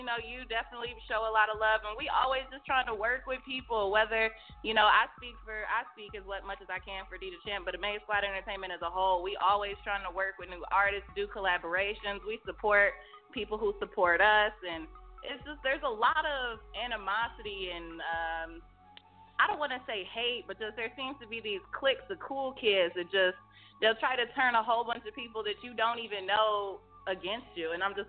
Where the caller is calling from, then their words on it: Detroit, Michigan, United States; I'm calling from Detroit, Michigan, 313 in the building.